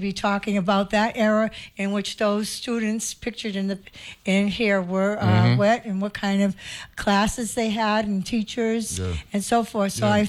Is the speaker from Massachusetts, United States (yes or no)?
yes; Boston, Massachusetts, United States; moved away as an adult; now in St. Croix, U.S. Virgin Islands; I am from Boston.